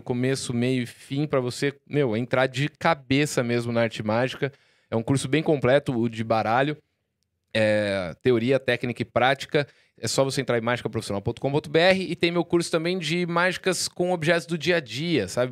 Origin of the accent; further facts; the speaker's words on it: Jaú, São Paulo, Brazil; lá em Jaú, minha cidade natal